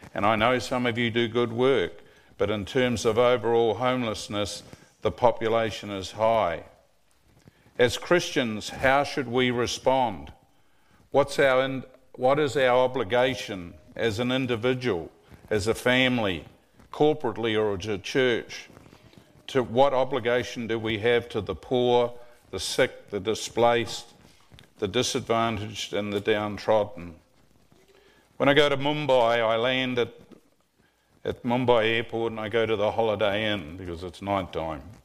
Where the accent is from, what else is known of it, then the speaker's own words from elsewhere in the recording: New Zealand; moved away as an adult; also born or lived in Tennessee; now in Collegedale, United States; I'm a legal immigrant from New Zealand.